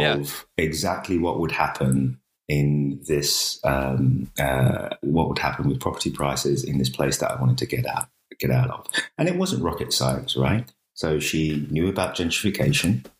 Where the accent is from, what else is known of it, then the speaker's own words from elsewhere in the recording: United Kingdom; we grew up in Thatcher's Britain